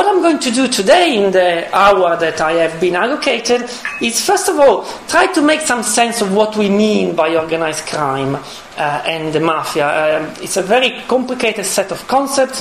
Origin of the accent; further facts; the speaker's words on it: Italy; moved away; I come from Italy